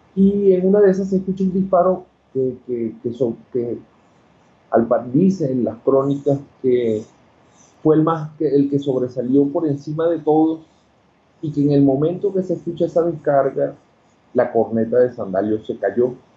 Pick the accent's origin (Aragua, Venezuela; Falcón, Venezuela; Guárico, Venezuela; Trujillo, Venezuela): Falcón, Venezuela; Coro; moved away as an adult; also born or lived in Caracas, Venezuela / Mexico; now in Quito, Ecuador; yo soy de Coro. Ok. Estado Falcón, Venezuela. Y este, allá hice todos mis estudios